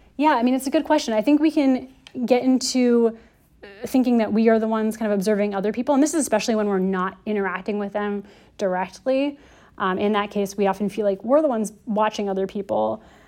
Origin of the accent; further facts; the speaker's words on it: United States; I'm American